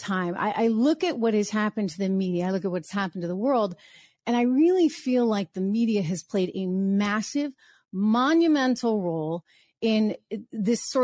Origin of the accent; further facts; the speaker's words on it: New Hampshire, United States; I grew up in New Hampshire